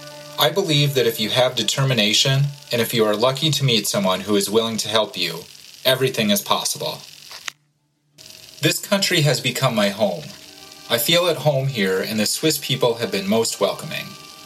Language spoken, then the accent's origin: English; Homs, Homs Governorate, Syria; now in Switzerland; I grew up in the Syrian city of Homs, where I lived with my parents and three siblings. In 2012, while I was in secondary school, war erupted in Syria. My city was bombarded every day.